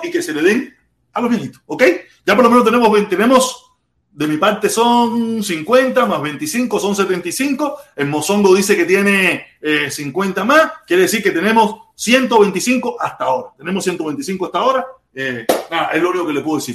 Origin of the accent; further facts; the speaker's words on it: Pinar del Río, Cuba; yo soy pinareño